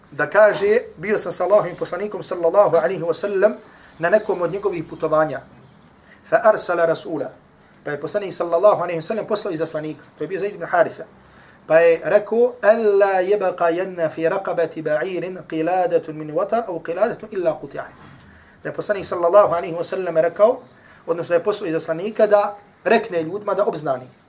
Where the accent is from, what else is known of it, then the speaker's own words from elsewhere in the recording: Herzegovina, Bosnia & Herzegovina; dole kod nas u Hercevni